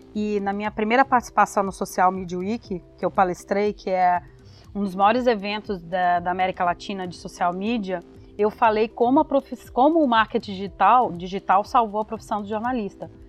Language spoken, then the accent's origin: Portuguese; Belo Horizonte, Minas Gerais, Brazil; moved away as an adult; now in São Paulo, Brazil; Eu sou de BH também, né? Formei na UniBH